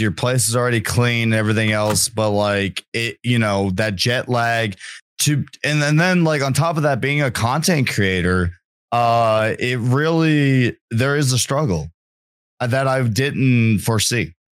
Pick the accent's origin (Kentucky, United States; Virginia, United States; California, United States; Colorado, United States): Virginia, United States; born there; And I was born in the Appalachian Mountains, and damn it to hell, I'm a mountain man.